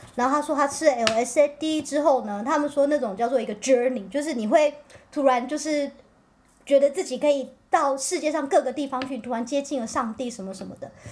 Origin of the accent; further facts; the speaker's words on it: Pingtung County, Taiwan; 我是屏东人，我也屏东真光